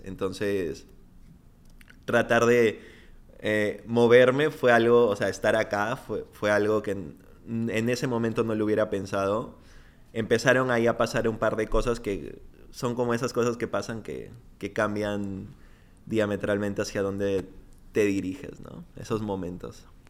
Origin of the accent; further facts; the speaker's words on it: Piura, Peru; moved away as an adult; Yo, yo crecí en Piura.